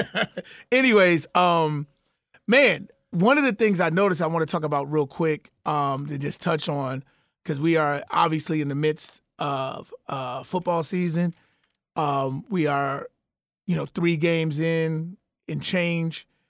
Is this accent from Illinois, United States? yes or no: yes; Chicago, Illinois, United States; now in Atlanta, United States; born and raised in South Suburban Chicago